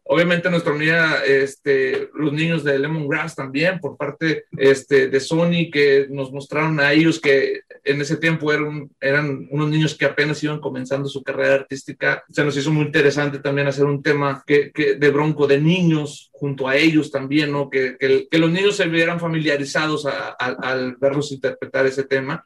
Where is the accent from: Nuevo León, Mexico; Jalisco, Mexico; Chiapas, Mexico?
Nuevo León, Mexico; no somos exactamente de Monterrey, se puede decir que todos somos del mismo estado, todos somos de Nuevo León